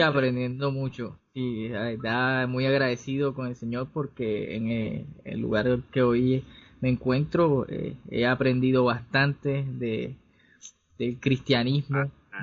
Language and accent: Spanish; Cartagena, Bolívar, Colombia; soy cartagenero